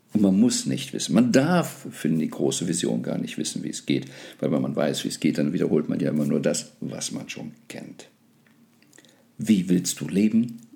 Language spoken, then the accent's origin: German; Germany; ich bin gebürtiger Deutscher